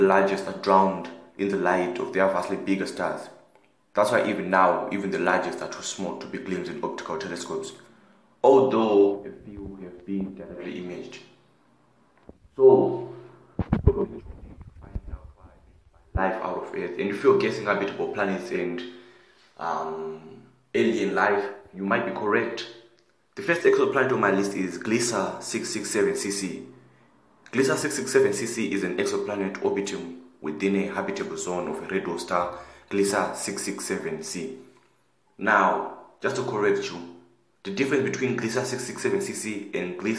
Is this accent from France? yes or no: no; South Africa; I'm from South Africa and I'm 15 years old